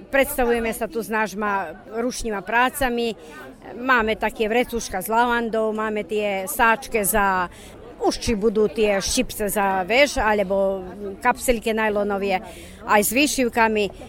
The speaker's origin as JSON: {"language": "Slovak", "town": "Boljevci", "country": "Serbia", "tie": "born or raised there", "moved": "yes", "lives_now": "Padina, Serbia", "said": "som rodáčka z Boľoviec, tam, kde je menej Slovákov"}